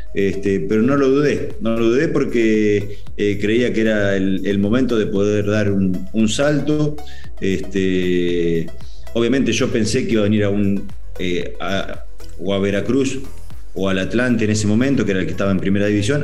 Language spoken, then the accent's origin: Spanish; Argentina; moved away as an adult; now in Mexico; estar en algunas convocatorias de la selección argentina